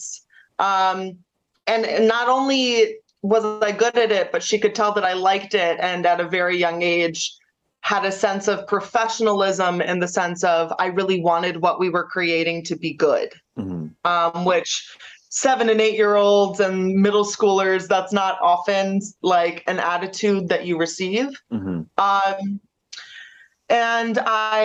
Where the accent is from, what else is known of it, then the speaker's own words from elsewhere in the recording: Cleveland, Ohio, United States; I was born and raised in Cleveland, Ohio.